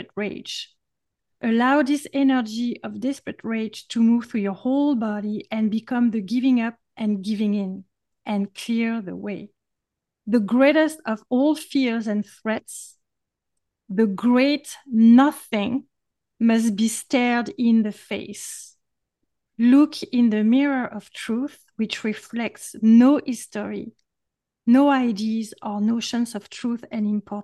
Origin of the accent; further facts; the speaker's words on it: France; accent: French; English is a second language; my French accent